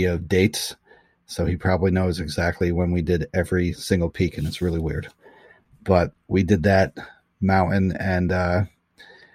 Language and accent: English; Oneonta, New York, United States; I'm from Oneonta, New York. I've been living here for around 36 years